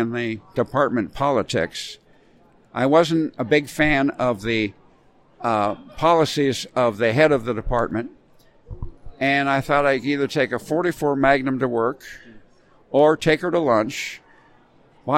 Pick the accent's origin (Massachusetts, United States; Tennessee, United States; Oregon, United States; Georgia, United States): Oregon, United States; moved away as an adult; also born or lived in California; I moved back to my home state of Oregon